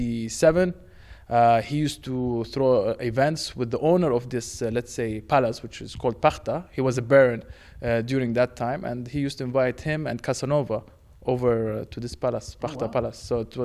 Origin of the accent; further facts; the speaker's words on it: Jordan; also born or lived in Romania; now in Prague, Czechia; I've been here 14 months. I'm originally from Jordan and Romania, so mixed. But they asked me to come to Prague.